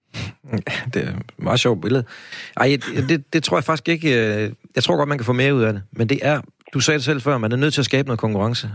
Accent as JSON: {"language": "Danish", "town": "Aarhus", "region": "Central Denmark Region", "country": "Denmark", "said": "her fra Aarhus, hvor jeg kommer fra"}